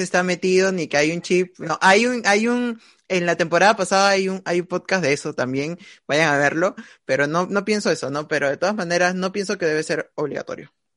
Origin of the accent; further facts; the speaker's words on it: Peru; todos nosotros como peruanos